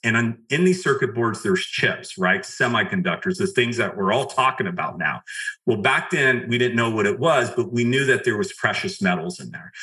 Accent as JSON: {"language": "English", "area": "outside of Los Angeles", "region": "California", "country": "United States", "tie": "born or raised there", "said": "I grew up just right outside of Los Angeles"}